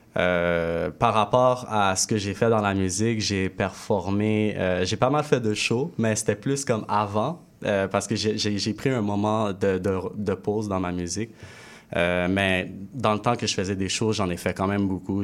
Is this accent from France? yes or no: no; Quebec, Canada; also born or lived in Haiti; je suis haïtien québécois